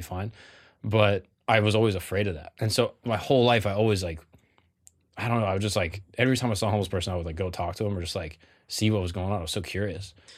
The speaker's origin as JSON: {"language": "English", "region": "Florida", "country": "United States", "tie": "born or raised there", "said": "I grew up in Florida with my, my large family"}